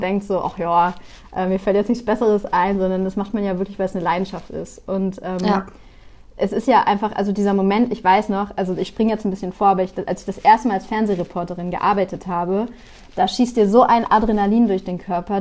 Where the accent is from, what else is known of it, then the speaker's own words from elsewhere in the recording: Bremen, Germany; ich komme aus Bremen, das heißt, wir haben immer NDR und ähm, Radio Bremen geschaut